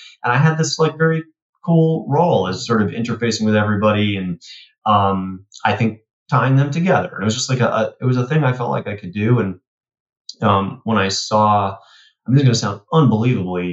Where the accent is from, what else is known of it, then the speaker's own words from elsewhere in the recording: New York City, New York, United States; growing up in Queens on the, the schoolyard